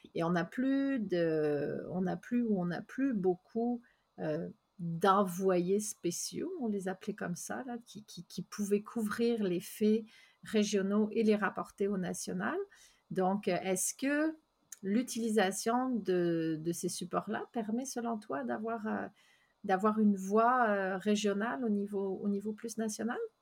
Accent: France; now in Gaspésie, Canada; je suis française, puis je suis fièrement française. Ça fait 18 ans que je suis en Gaspésie

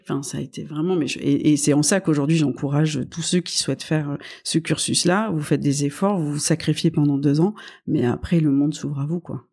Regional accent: Toulouse, Occitania, France; moved away; also born or lived in Paris; je suis née donc à, à Toulouse. Euh, je suis, euh, j'ai un fort ADN hein, en, dans cette région du sud en fait, dans lequel ma famille est établie depuis des années

